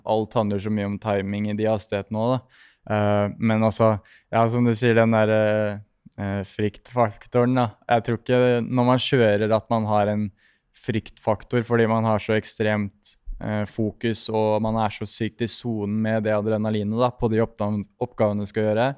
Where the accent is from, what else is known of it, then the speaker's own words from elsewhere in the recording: Norway; hjemme i Norge